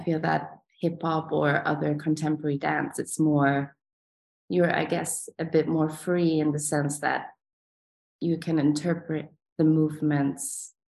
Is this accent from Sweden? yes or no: yes; Sweden; moved away as an adult; also born or lived in Vienna, Austria; now in San Francisco, United States; I was born in Sweden, and my parents were both dancers